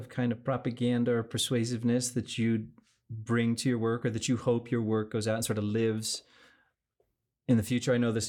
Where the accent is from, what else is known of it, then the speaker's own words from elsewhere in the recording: New York, United States; now in Mexico; I'm a New Yorker